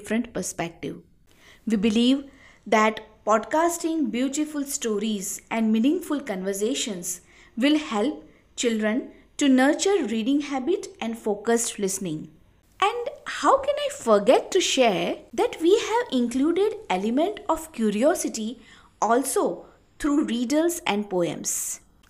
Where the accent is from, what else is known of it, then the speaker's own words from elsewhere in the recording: India; I am from India.